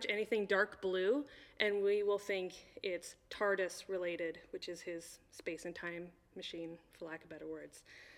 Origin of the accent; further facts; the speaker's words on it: Midwest, United States; Because we are from the Midwest, and when it gets to be negative 40, all we have is our sense of humor.